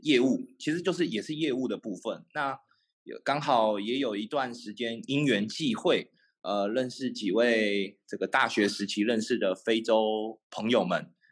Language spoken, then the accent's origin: Chinese; Taiwan; moved away as an adult; now in Ho Chi Minh City, Vietnam; 就会感觉好像把小时候在台湾的生活